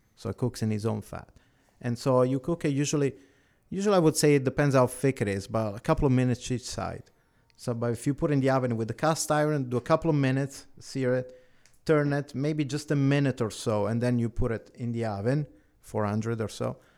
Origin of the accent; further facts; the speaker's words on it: Italy; now in Canada; I was born in Italy.